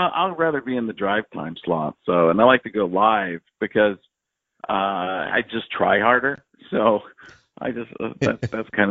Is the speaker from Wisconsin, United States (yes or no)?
yes; Milwaukee, Wisconsin, United States; also born or lived in Chicago, Illinois; I was born in Chicago, but grew up in the Milwaukee area